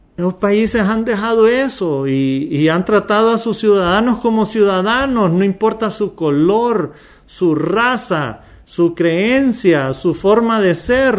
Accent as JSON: {"language": "Spanish", "country": "Honduras", "tie": "born or raised there", "said": "yo nací en Honduras, soy descendencia árabe, pero yo soy mitad árabe"}